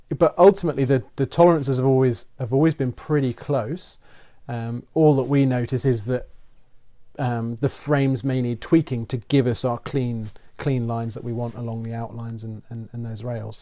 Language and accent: English; England, United Kingdom; moved away; grew up kind of in the middle of the U K